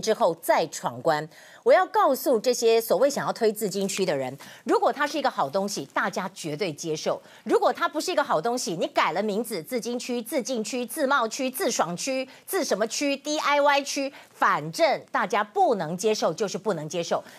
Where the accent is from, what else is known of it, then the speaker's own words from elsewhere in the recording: Taiwan; 我们台湾人